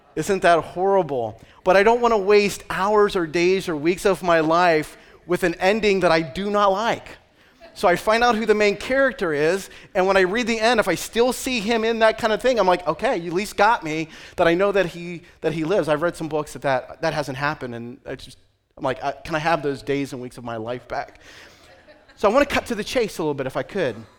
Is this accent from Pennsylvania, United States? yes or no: yes; Western Pennsylvania, United States; moved away as an adult; also born or lived in Nyack, New York / New England; I am from Western Pennsylvania